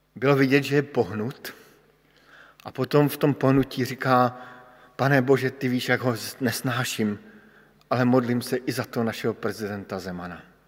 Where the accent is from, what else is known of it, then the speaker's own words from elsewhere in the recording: Bohemia, Czechia; jsem přišel z Čech, což jste asi všichni pochopili podle českého jazyka